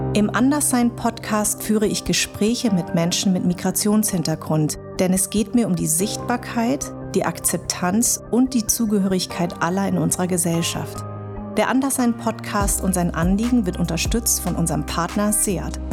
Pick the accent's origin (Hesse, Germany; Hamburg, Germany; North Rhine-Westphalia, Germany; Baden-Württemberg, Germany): Hesse, Germany; Darmstadt; also born or lived in Munich, Germany; now in Berlin, Germany; Ich bin in Darmstadt geboren und meine Eltern kommen aus Vietnam